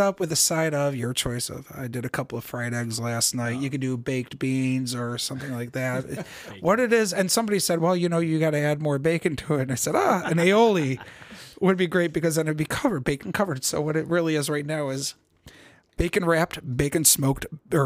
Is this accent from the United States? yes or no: yes; Cleveland, Ohio, United States; I was born in Cleveland over at Deaconess Hospital up the road here